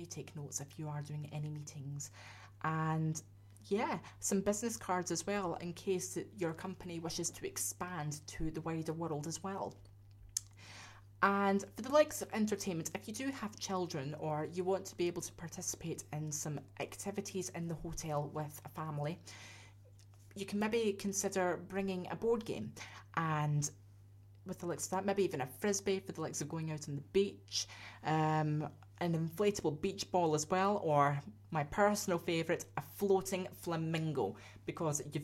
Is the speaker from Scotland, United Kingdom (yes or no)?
yes; Scotland, United Kingdom; I'm a Scotsman, I'm used to that kind of thing